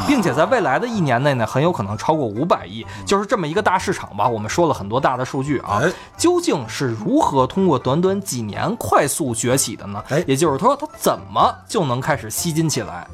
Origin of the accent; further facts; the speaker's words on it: China; 我们中国人还比较含蓄